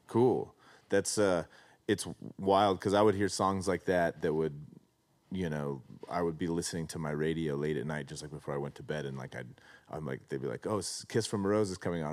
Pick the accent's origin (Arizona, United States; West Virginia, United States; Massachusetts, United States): Arizona, United States; moved away; I grew up in Arizona